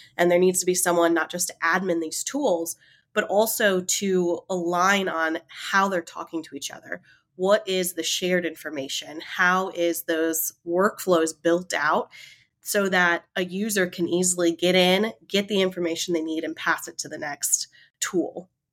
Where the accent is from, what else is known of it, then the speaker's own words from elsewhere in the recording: Raleigh, North Carolina, United States; accent: southern drawl; I, I definitely have the little southern drawl. I am from Raleigh, North Carolina, in the States